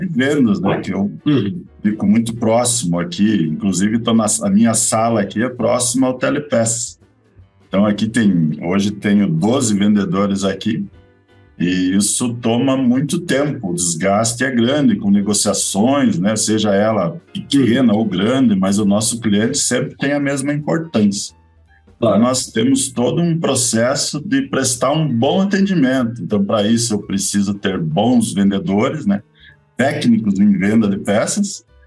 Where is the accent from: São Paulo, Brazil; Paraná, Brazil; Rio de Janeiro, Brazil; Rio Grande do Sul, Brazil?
Paraná, Brazil; Curitiba; eu sou curitibano, mas o meu sangue é Catarina.